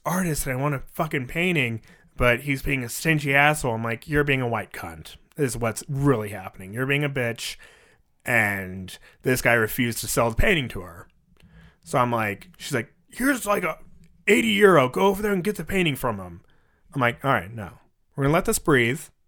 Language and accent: English; United States; I'm American